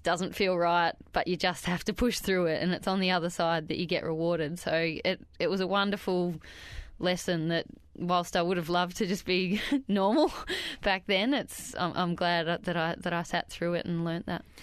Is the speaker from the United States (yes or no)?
no; Wandiligong, Victoria, Australia; a little town called Wandiligong, which is about six kilometres outside of Bright